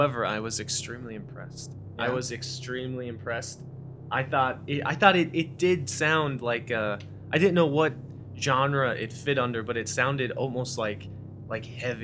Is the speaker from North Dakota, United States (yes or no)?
yes; North Dakota, United States; I'm from North Dakota